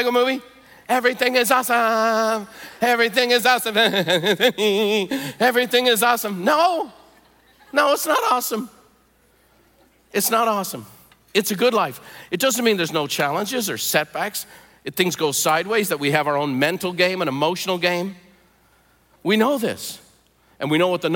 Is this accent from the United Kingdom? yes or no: no; Dublin, Leinster, Ireland; now in United States; I was born in Dublin, Ireland. I was raised in the Catholic Church because everyone in Ireland is a Catholic.